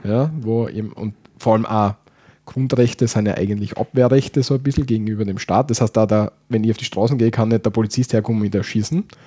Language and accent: German; Austria; wie bei uns